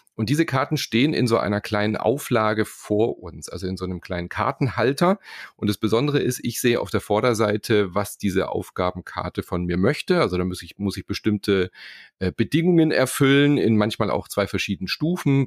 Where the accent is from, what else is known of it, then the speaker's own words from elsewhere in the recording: Germany; hier bei uns in Deutschland